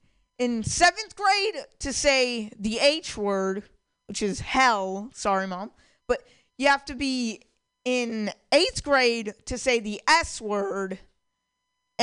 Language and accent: English; Walnut Creek, California, United States; I'm from Walnut Creek. I'm from Walnut Creek